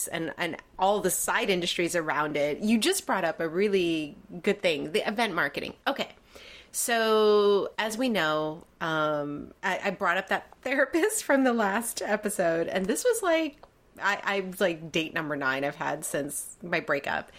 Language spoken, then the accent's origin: English; New York, United States; As a New Yorker